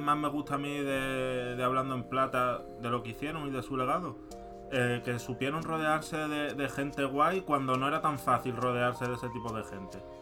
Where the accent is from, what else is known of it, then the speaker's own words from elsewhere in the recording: Madrid, Community of Madrid, Spain; como soy madrileño